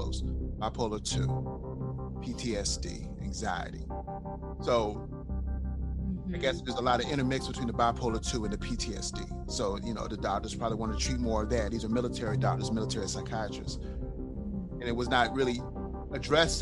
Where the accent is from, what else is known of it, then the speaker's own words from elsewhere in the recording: Haiti; now in United States; I'm not even typically your typical American. I come from Haiti.